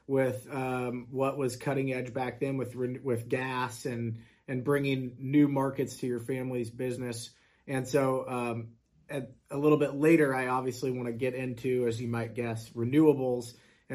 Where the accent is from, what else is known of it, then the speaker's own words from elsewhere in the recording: Kansas, United States; born and raised in Kansas here